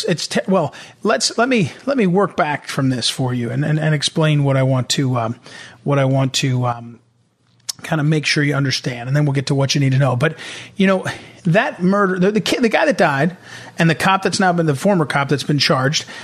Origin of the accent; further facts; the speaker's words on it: St. Louis, Missouri, United States; I'm from St. Louis.